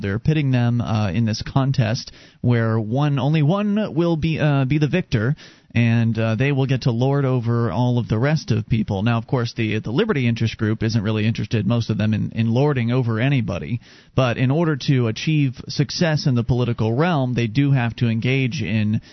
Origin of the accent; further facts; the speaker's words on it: Sarasota, Florida, United States; moved away as an adult; now in New Hampshire, United States; I come from Sarasota, Florida